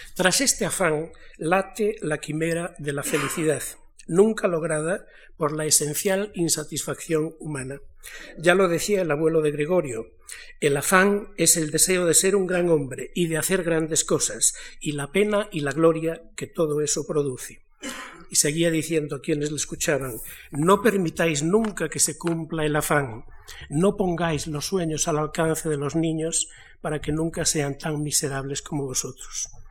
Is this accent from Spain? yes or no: yes; Galicia, Spain; now in Madrid, Spain; yo vengo de Galicia